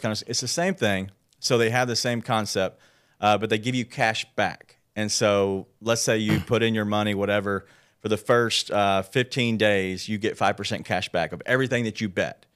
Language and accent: English; Memphis, Tennessee, United States; grew up here in Memphis, born